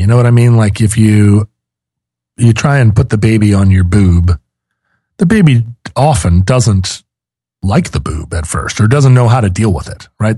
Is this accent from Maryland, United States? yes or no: no; Seattle, Washington, United States; I'm from Seattle